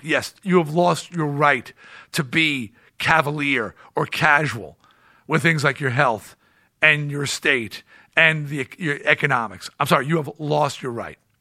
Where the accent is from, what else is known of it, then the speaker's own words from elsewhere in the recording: East Coast, United States; I'm from the East Coast